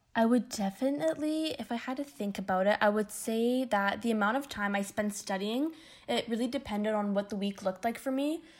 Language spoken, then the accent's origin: English; Windsor, Ontario, Canada; moved away as an adult; now in Toronto, Canada; I'm originally from Windsor, Ontario, which is about four and a half hours away from Toronto.